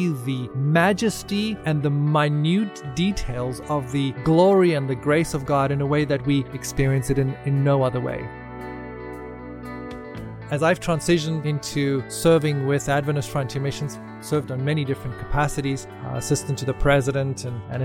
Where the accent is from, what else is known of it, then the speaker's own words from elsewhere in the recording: South Africa; moved away as an adult; I grew up in South Africa